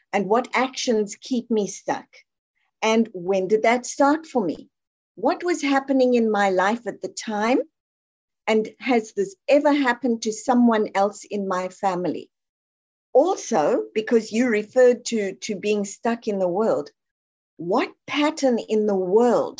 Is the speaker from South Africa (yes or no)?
yes; South Africa; I'm from South Africa